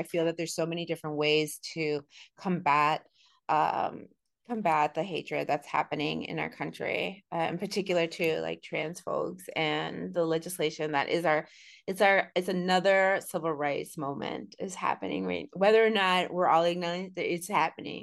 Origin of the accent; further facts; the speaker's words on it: Ho-Chunk land in the Midwest, United States; being of Latina Chicana descent and growing up in Ho-Chunk, stolen land in the Midwest